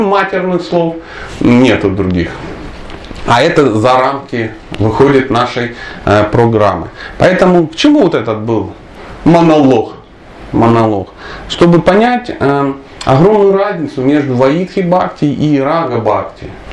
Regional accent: Dnipro, Dnipropetrovsk Oblast, Ukraine; я вообще человек южный, скажем так, я из Днепропетровска

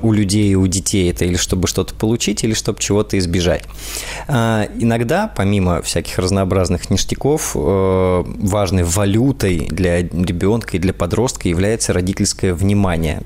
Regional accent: Saint Petersburg, Russia; из Санкт-Петербурга, мой родной город.

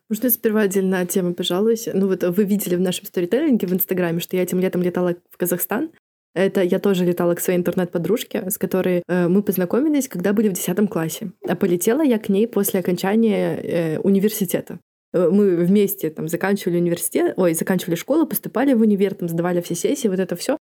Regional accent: Kobryn, Brest Region, Belarus; moved away as an adult; у меня в Кобрине дело в том, что, ну, в моём родном городе у меня лучшие подружки

